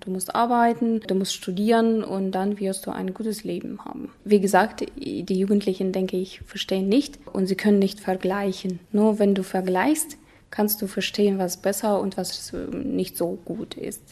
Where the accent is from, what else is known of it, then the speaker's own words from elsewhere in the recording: Ust-Kamenogorsk, East Kazakhstan Region, Kazakhstan; ich komme aus Kasachstan, aus einer wunderschönen Stadt Ustkaminagorsk